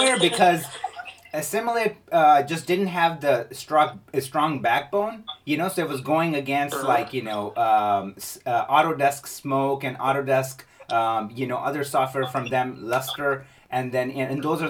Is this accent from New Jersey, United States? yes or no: no; Chicago, Illinois, United States; moved away as an adult; now in California, United States; I was raised in Chicago, and then I moved to California